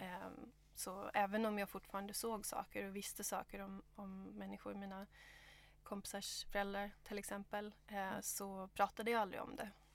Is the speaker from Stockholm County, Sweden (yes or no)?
yes; Stockholm, Stockholm County, Sweden; moved away as an adult; also born or lived in Gothenburg; now in Australia; så jag är född i Göteborg och eh, född, eh, upp i, växte upp i Stockholm